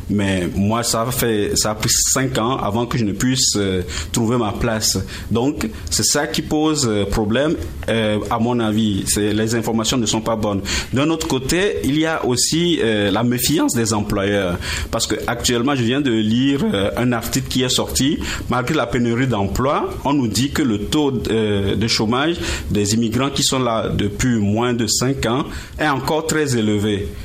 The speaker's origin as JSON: {"language": "French", "country": "France", "moved": "yes", "lives_now": "Gatineau, Canada", "said": "j'ai quitté la France en 2009 avec ma famille, et nous sommes installés quelques mois à Montréal avant de partir en région à Gatineau."}